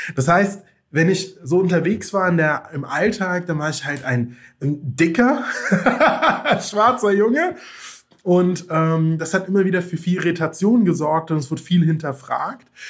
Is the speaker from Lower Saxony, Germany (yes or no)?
no; Rhineland-Palatinate, Germany; also born or lived in Mainz; bin im ländlichen Raum aufgewachsen in Rheinland-Pfalz, habe dort zwischen den Weinbergen gespielt